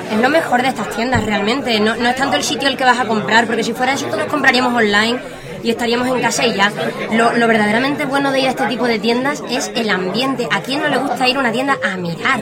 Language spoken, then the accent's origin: Spanish; Chiclana de la Frontera, Andalusia, Spain; moved away as an adult; also born or lived in Seville / Cádiz; now in Elche, Spain; yo soy de pueblo. yo soy de Chiclana, Cádiz